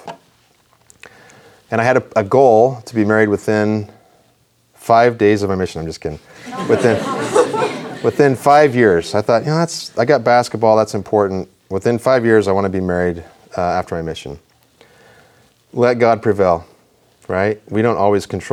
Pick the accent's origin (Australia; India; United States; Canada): United States; Rexburg, Idaho; I grew up in Idaho. I grew up in Rexburg.